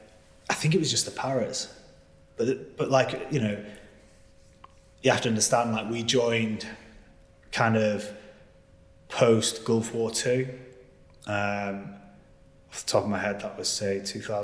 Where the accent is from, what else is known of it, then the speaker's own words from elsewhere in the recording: Preston, North West England, United Kingdom; moved away as an adult; Where I come from? Preston originally, of all places.